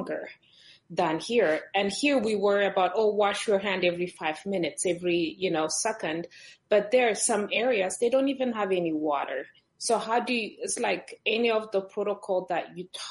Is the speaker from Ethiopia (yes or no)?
yes; Ethiopia; moved away; I'm originally from Ethiopia